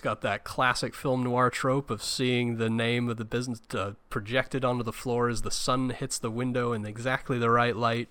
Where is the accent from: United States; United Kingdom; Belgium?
United Kingdom; being British